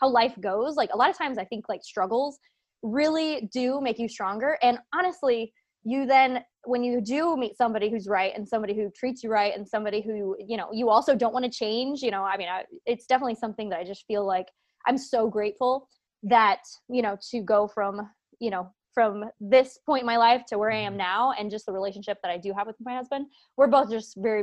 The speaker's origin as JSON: {"language": "English", "town": "Auburn", "region": "Indiana", "country": "United States", "tie": "born or raised there", "also_born_or_lived": "Lancaster, Pennsylvania", "moved": "as an adult", "said": "we actually moved back home. So this is where we're both, my husband and I, originally met, here in Indiana. It's a tiny little town of Auburn"}